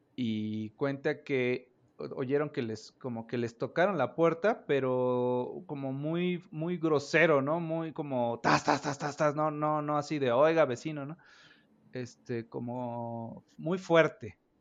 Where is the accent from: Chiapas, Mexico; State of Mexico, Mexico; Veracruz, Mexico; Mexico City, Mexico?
Veracruz, Mexico; Orizaba; yo soy de Orizaba, Veracruz